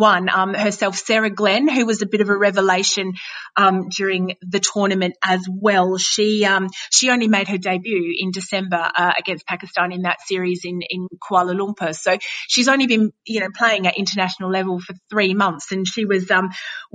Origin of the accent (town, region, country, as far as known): Australia; accent: Australian